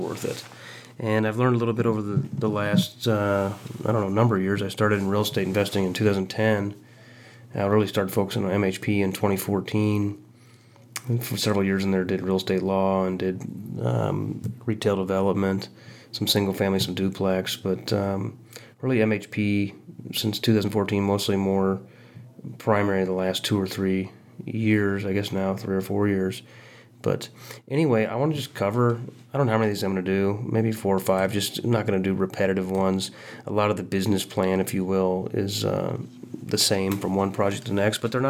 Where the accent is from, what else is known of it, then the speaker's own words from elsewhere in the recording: Quincy, Illinois, United States; now in Kansas City, United States; my hometown of Quincy, Illinois